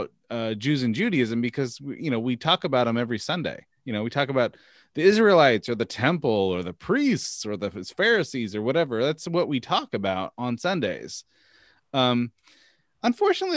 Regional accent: Northern California, United States; growing up in Northern California, where I grew up

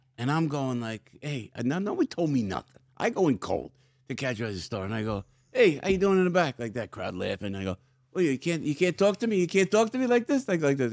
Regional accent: outside Newark, New Jersey, United States; also born or lived in Belleville, New Jersey / Glen Ridge, New Jersey; Family's from Newark. So I came outside of Newark

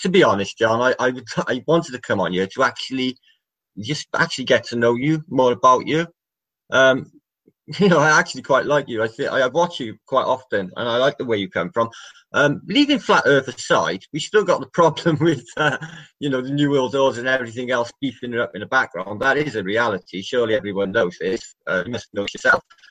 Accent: Wales, United Kingdom; I'm from Wales

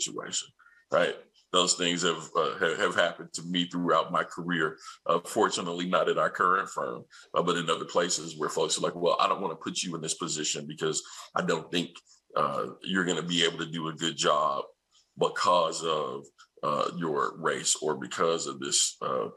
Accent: Nashville, Tennessee, United States; I'm from Nashville, Tennessee, and I grew up watching one of my favorite programs, which is Hee Haw

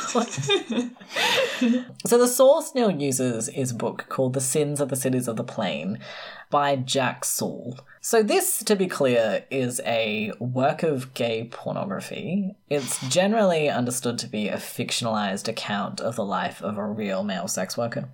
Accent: South Australia, Australia

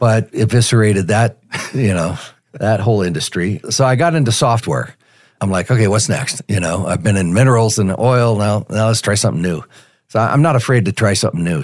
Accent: Denver, Colorado, United States; also born or lived in Tulsa, Oklahoma; I grew up here in Denver. I was born in Tulsa, and my father moved us to Denver when I was five years old.

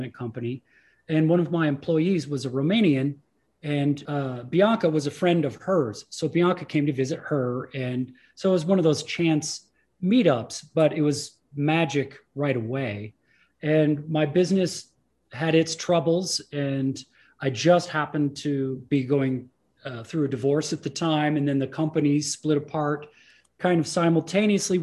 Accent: Midwest, United States; first language English; I grew up in the Midwest.

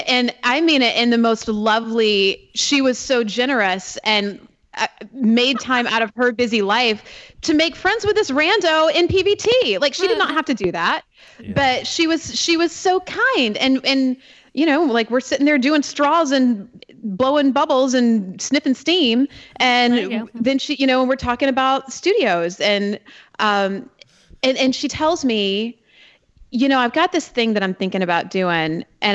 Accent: Georgia, United States; and I'm from Georgia, so I'm not the most direct person.

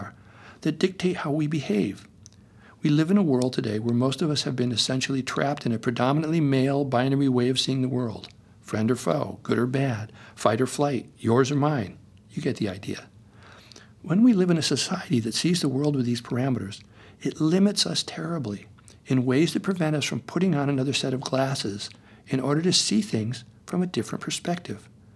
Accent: Connecticut, United States; now in Topanga, United States; Growing up in Connecticut in the 50s

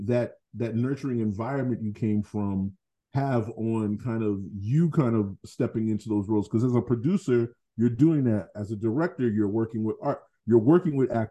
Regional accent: Boston, Massachusetts, United States; I grew up in Fields Corner

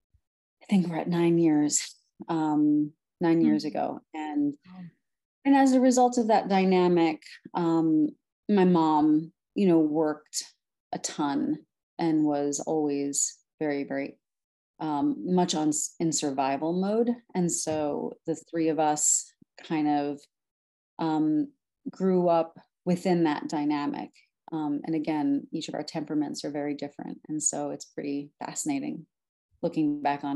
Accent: New York City, New York, United States; also born or lived in Brooklyn, New York; I am originally from Brooklyn, New York, was born there, raised in Staten Island

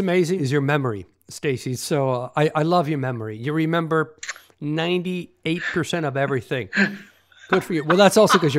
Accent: Toronto, Ontario, Canada; moved away as an adult; also born or lived in Paris / New York; I said, "Toronto, Canada."

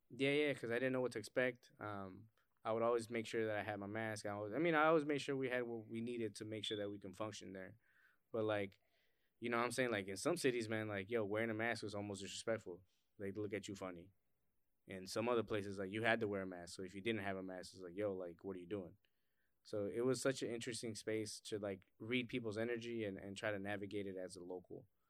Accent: Cleveland, Ohio, United States; growing up in Cleveland or, like, just growing up in inner city

